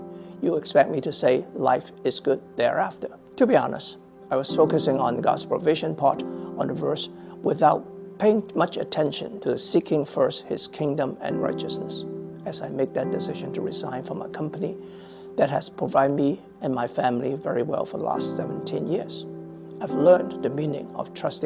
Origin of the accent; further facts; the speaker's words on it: Hong Kong; moved away as an adult; also born or lived in Shanghai, China; now in Fairfax, United States; I was born and raised in Hong Kong. I came to America with my family, my wife and my two children, at the age of 35